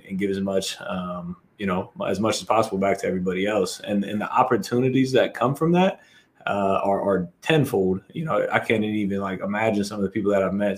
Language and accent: English; Columbus, Ohio, United States; also born or lived in Arizona; from Columbus, Ohio.